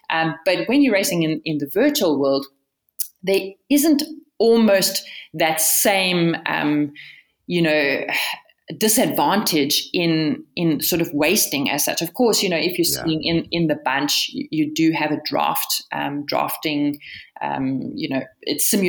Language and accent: English; Bloemfontein, Free State, South Africa; also born or lived in Pretoria / Cape Town; I was born in Pretoria, but actually raised, well, interesting story. I'm raised between Cape Town and the center of the country, Bloemfontein. My parents separated when I was five. And so I went to school in Bloemfontein